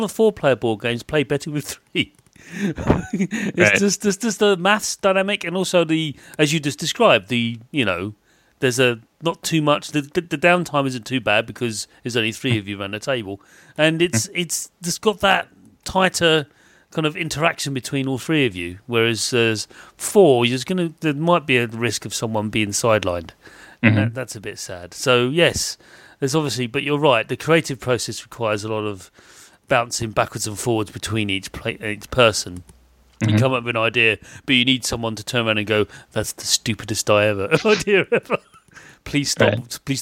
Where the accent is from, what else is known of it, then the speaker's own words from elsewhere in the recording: United Kingdom; I'm British